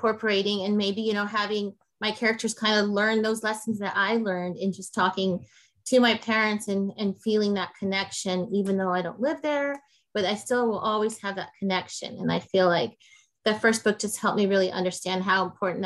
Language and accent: English; Guatemala; now in United States; I was born in Guatemala. My whole family came from Guatemala. And there was a lot I didn't know about my country